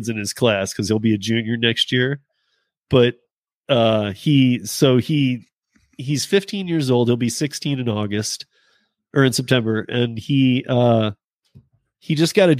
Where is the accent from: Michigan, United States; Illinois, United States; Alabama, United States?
Michigan, United States; I grew up in Michigan.